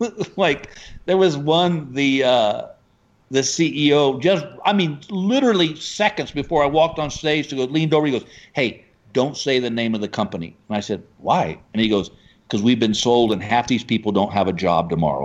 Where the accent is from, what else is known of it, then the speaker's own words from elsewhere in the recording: Texas, United States; dude, I'm from Texas.